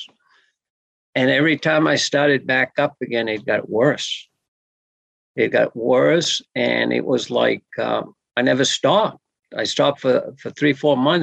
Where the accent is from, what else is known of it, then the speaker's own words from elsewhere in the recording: Pleasant Point, Maine, United States; I'm from Sebayeg, Pleasant Point, in down east Maine